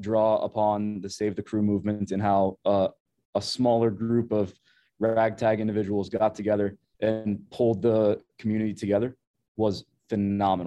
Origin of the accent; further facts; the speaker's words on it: Columbus, Ohio, United States; I grew up in Columbus, Ohio, a suburb called Upper Arlington